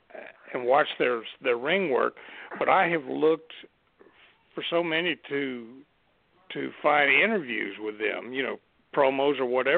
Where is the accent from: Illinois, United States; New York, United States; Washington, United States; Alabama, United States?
Alabama, United States; Mobile; But, I mean, and growing up in Mobile and hearing my grandfather talk about Mario Galindo and all this stuff